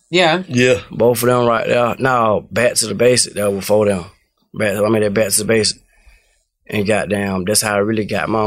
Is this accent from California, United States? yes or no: no; Atlanta, Georgia, United States; I'm from Cleveland, from Cleveland Avenue.